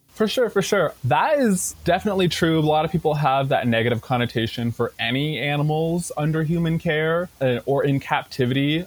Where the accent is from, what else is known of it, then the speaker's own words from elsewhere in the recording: Tacoma, Washington, United States; I grew up in Tacoma and I have been going to this zoo for my entire life